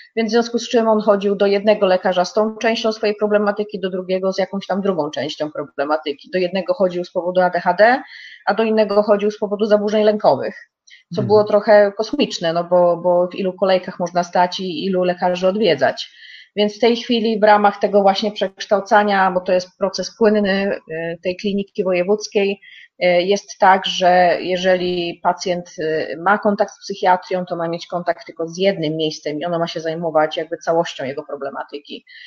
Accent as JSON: {"language": "Polish", "region": "Lower Silesian Voivodeship", "country": "Poland", "moved": "as an adult", "lives_now": "Kramfors, Sweden", "said": "robiłam ją w województwie dolnośląskim w szpitalu, E, i z skąd pochodzę"}